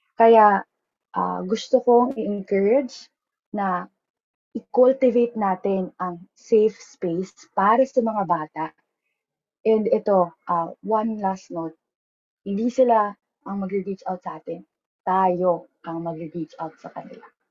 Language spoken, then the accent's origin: Tagalog; Pasig, Metro Manila, Philippines; taga Pasig kasi ako